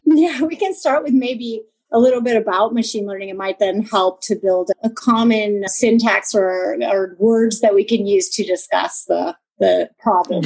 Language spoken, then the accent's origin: English; California, United States; moved away as an adult; now in Germany; I'm a Californian originally